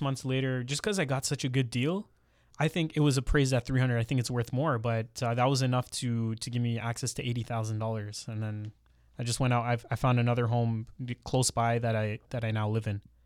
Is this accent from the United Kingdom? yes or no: no; Mississauga, Ontario, Canada; also born or lived in Brampton; I grew up in Mississauga and then later moved to Brampton